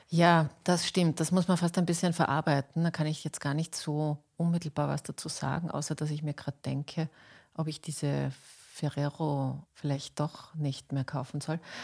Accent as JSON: {"language": "German", "country": "Austria", "said": "bei uns in Österreich"}